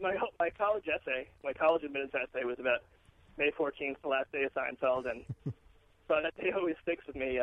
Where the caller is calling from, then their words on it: New York, United States; I'm in New York.